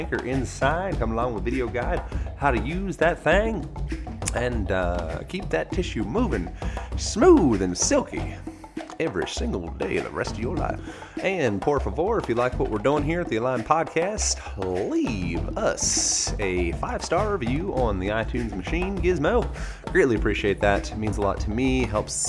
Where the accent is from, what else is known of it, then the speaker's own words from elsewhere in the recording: United States; I am American